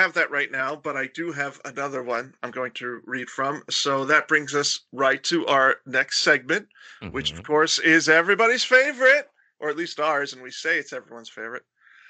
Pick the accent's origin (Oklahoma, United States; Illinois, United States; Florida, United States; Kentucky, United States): Florida, United States; moved away as an adult; also born or lived in Massachusetts; There's many words that I don't pronounce well because, like, I grew up in Florida